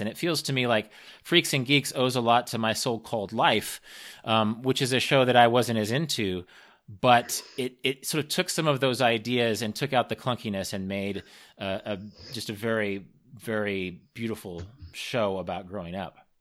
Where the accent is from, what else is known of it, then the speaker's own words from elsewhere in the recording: Kansas, United States; I'm from Kansas